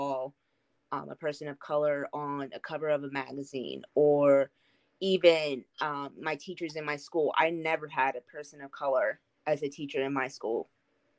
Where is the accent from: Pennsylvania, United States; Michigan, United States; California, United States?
Pennsylvania, United States; Pittsburgh; moved away as an adult; now in Nashville, United States; I'm originally from Pittsburgh, Pennsylvania, but me and my husband decided to move down here in 2019